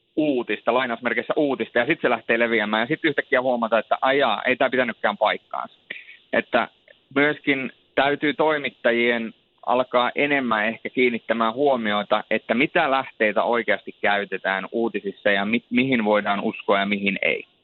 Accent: Rovaniemi, Lapland, Finland; also born or lived in Turku; mä oon varttunut Rovaniemellä

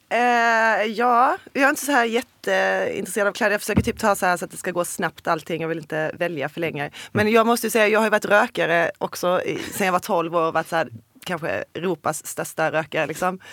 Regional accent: Olofström, Blekinge, Sweden; jag kommer från Blekinge och Olofström

